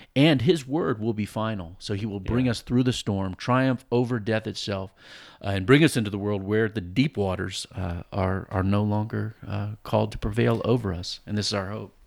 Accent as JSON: {"language": "English", "town": "Virginia Beach", "region": "Virginia", "country": "United States", "tie": "born or raised there", "said": "I grew up in Virginia Beach on the coast and saw a lot of hurricanes come"}